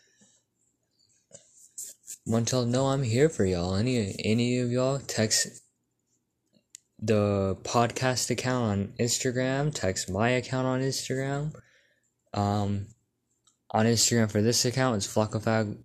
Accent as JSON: {"language": "English", "region": "Texas", "country": "United States", "said": "I'm from a small town in Texas."}